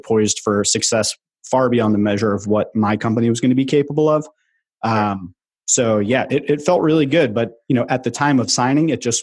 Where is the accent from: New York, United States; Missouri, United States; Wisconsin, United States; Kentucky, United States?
New York, United States; moved away as an adult; now in Philadelphia, United States; I grew up in New York. I was there for the first 18 years of my life